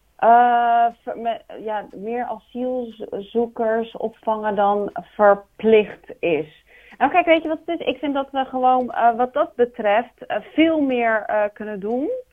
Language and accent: Dutch; Rotterdam, South Holland, Netherlands; now in Capelle aan den IJssel, Netherlands; Ik ben geboren en opgegroeid in Rotterdam